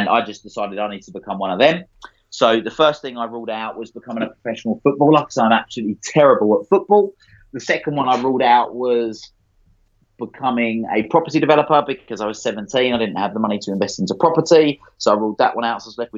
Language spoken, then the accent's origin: English; Essex, East of England, United Kingdom; I grew up in Essex